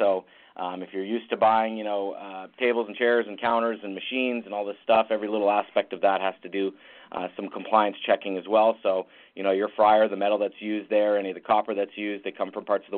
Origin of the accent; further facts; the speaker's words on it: Ottawa, Ontario, Canada; born and raised in Ottawa, Canada